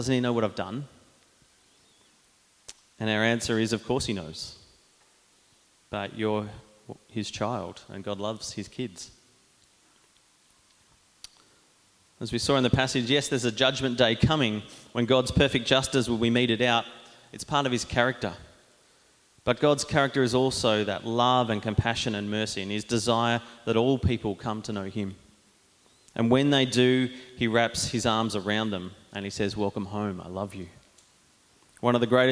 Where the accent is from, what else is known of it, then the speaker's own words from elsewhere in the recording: Diamond Creek, Victoria, Australia; I grew up in Diamond Creek with Jono going to Anglican Church